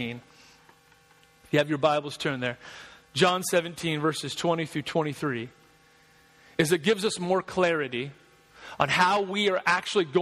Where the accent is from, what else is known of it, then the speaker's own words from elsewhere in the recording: Georgia, United States; now in South Carolina, United States; I'm from Georgia